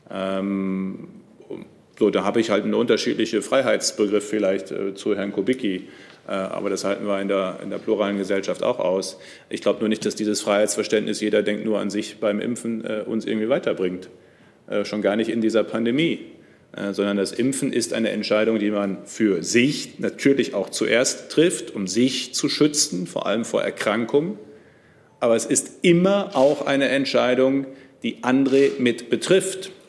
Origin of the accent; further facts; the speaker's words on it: Germany; auch die Bundesländer Nordrhein-Westfalen und Niedersachsen ja auch ähm, ich komme ja selbst aus der Region.